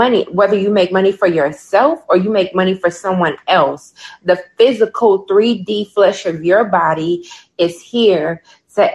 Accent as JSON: {"language": "English", "town": "Chicago", "region": "Illinois", "country": "United States", "moved": "yes", "lives_now": "Birmingham", "said": "I'm from Chicago"}